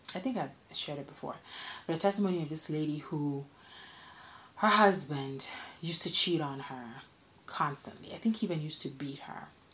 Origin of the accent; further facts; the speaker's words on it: Kenya; I'm a Kenyan.